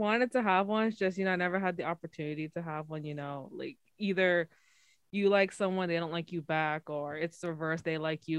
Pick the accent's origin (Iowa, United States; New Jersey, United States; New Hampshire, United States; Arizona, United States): New Jersey, United States; I'm from Central Jersey.